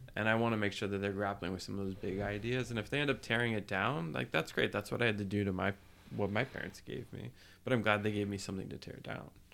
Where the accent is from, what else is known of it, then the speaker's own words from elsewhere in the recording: New Jersey, United States; I grew up in New Jersey